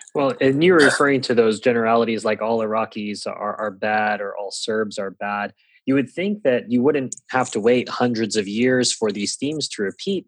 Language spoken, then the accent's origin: English; Singapore; first language English; moved away; I did grow up learning the Kings or the Queens as it may have been at the time um, because Singapore is a former uh, British colony